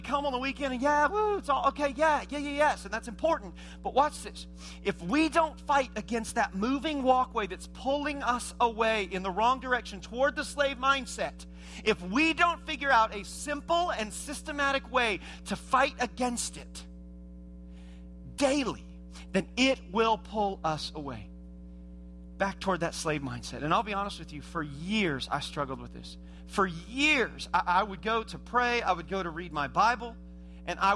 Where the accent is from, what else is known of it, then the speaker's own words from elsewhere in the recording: Indiana, United States; I was born and raised in Indiana